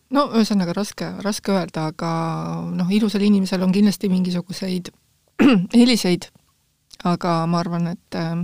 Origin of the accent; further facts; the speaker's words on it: Tallinn, Harju County, Estonia; also born or lived in Järva County; mina olen e, ikka läbi ja lõhki tallinlane